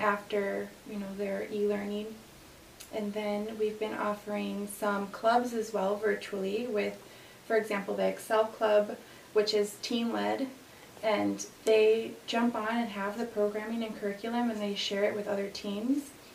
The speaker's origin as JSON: {"language": "English", "town": "Aurora", "region": "Illinois", "country": "United States", "tie": "born or raised there", "said": "born and raised here, so I'm Aurora, born and raised"}